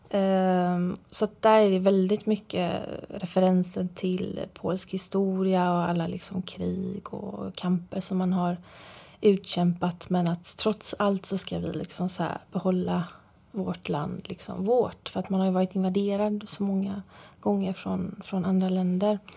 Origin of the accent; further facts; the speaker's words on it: Frillesås, Halland County, Sweden; hur jag upplevde min barndom i Sverige. Hur livet såg ut helt enkelt som, som barn i Sverige